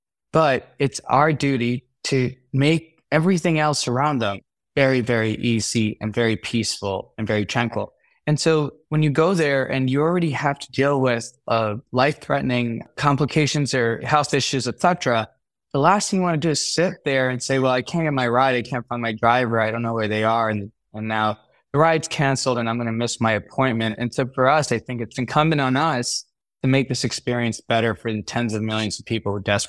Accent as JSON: {"language": "English", "town": "Chicago", "region": "Illinois", "country": "United States", "tie": "born or raised there", "also_born_or_lived": "New York City", "said": "Especially, I grew up in Chicago, New York City. These weren't the safest places in the world."}